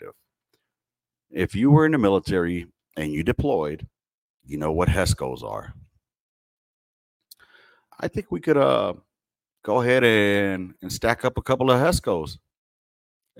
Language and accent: English; Los Angeles, California, United States; now in Texas, United States; originally, I'm from California, born and raised in L.A.